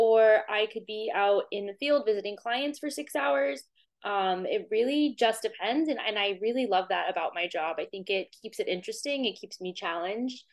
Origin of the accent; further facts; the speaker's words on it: Corpus Christi, Texas, United States; now in Boston, United States; I grew up in South Texas, Corpus Christi, Texas.